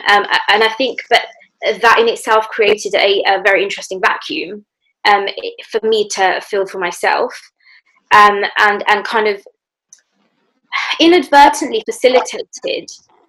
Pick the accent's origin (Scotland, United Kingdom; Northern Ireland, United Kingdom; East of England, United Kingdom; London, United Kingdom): London, United Kingdom; having been born and raised in London for the majority of my life.